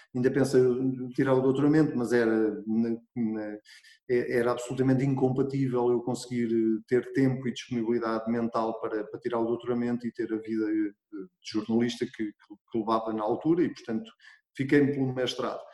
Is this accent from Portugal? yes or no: yes; Arrabal, Centro, Portugal; eu sou de uma freguesia muito pequenina e hum, que se chama Arrabal